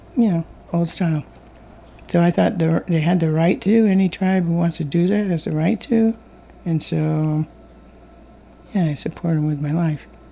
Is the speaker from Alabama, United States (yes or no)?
no; Mashpee, Massachusetts, United States; I'm from the Mashpee Wampanoag tribe and a member of the Bear Clan